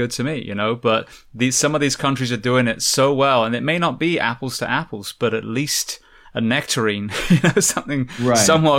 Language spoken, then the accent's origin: English; England, United Kingdom; the NHS, I came from England, an amazing system.